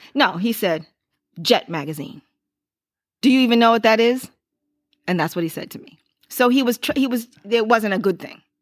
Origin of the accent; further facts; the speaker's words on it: Lorain, Ohio, United States; growing up in Lorraine, I didn't go to public school